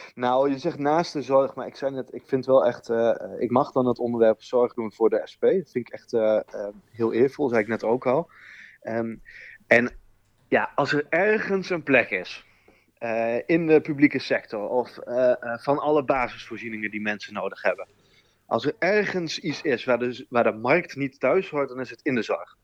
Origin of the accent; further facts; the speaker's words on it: Groningen countryside, Netherlands; accent: Groningse tongval; ik ben een geboren Groninger. Ik kom ook uit het, van het platteland van Groningen.